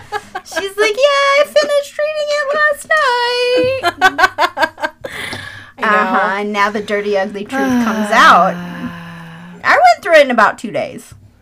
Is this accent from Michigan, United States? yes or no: yes; Michigan, United States; I grew up in Michigan. We lived on a lake